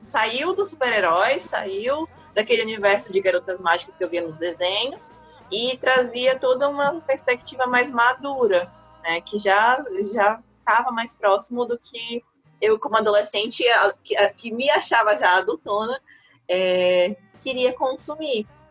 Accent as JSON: {"language": "Portuguese", "town": "Aracati", "region": "Ceará", "country": "Brazil", "tie": "born or raised there", "moved": "yes", "said": "Eu nasci, confere, eu nasci e me criei em Aracati"}